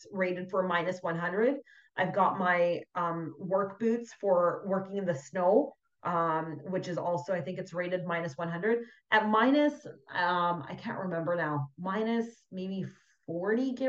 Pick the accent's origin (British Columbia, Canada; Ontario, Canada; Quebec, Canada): British Columbia, Canada; Vancouver; also born or lived in Fort McMurray; I've born and raised in Vancouver all my life, and then I spent some time on the island